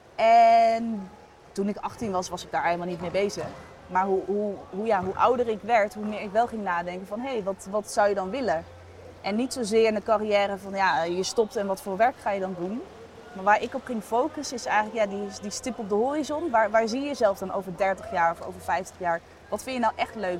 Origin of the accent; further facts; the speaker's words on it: Sauwerd, Groningen, Netherlands; moved away as an adult; also born or lived in Eindhoven; ik kom uit een klein dorpje Sauert. Ik was nog nooit verhuisd.